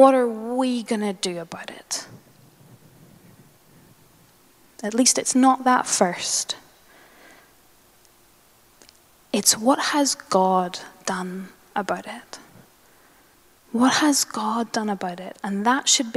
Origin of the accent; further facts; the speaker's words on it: Northern Ireland, United Kingdom; moved away; I grew up in Northern Ireland